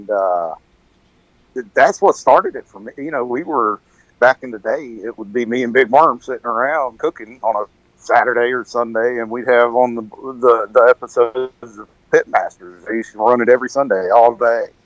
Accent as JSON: {"language": "English", "town": "Benson", "region": "North Carolina", "country": "United States", "tie": "born or raised there", "lives_now": "Jacksonville, United States", "said": "I was actually born and raised in Benson"}